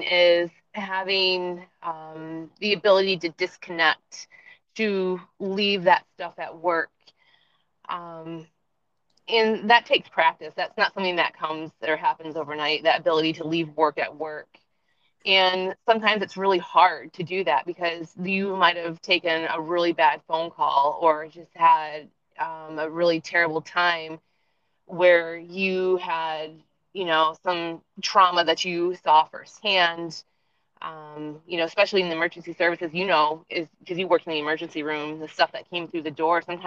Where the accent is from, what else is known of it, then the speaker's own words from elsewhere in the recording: Richfield Springs, New York, United States; moved away as an adult; also born or lived in Fort Hood, Texas; I was a volunteer firefighter for my hometown in Richfield Springs, upstate New York